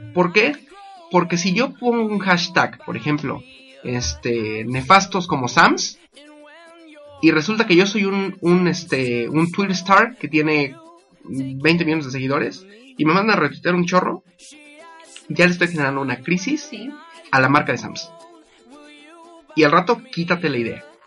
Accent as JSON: {"language": "Spanish", "area": "Apizaco", "region": "Tlaxcala", "country": "Mexico", "said": "yo soy de Pisaco, estamos en Tlaxcala"}